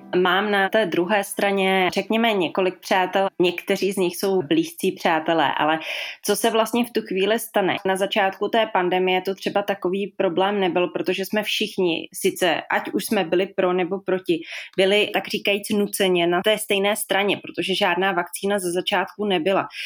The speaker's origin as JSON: {"language": "Czech", "town": "Písek", "region": "South Bohemian Region", "country": "Czechia", "moved": "yes", "lives_now": "Prague, Czech Republic", "said": "Pocházím z Písku, ale už dlouhé roky žiju v Praze"}